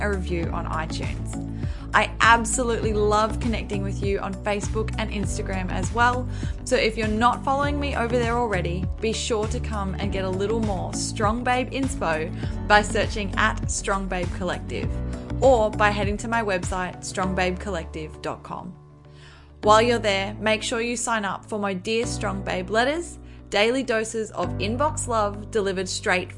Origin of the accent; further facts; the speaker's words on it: Australia; also born or lived in Gold Coast, Queensland; I am from Australia